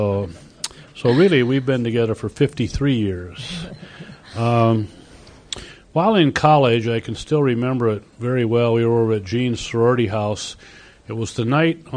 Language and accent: English; Cedar Rapids, Iowa, United States; born or raised there; moved away as an adult